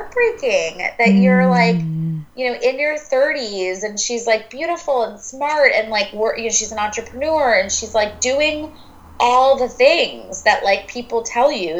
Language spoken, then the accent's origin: English; New York, United States; I'm a New Yorker